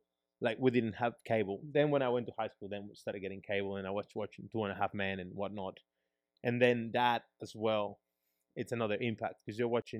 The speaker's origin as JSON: {"language": "English", "country": "Peru", "tie": "born or raised there", "lives_now": "Australia", "said": "as growing up in Peru, talking about like me having to pay that bribe, which is pretty hectic. Like someone stops me. I don't have a Peruvian driver's license, so I have my Australian driver's license because I haven't been to Peru, haven't driven in Peru ever."}